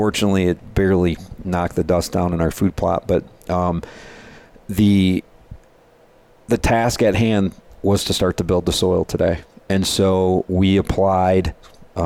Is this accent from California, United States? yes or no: no; Michigan, United States; we're from Michigan, we call it the dirty sand capital of the world. There in Michigan